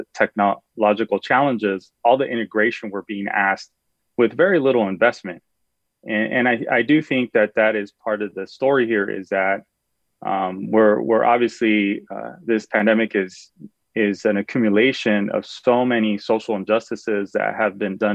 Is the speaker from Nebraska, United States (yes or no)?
no; California, United States; as a Californian